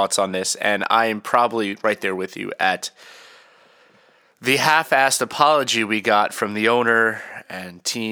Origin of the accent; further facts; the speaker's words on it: New York City, New York, United States; moved away; I'm from Queens, and I have a lot of pride for New York, even though I haven't lived there in a long time